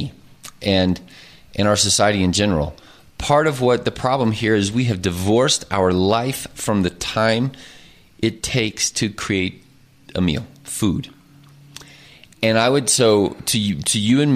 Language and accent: English; Oklahoma, United States; moved away; And I grew up in Oklahoma. I am an Oklahoman.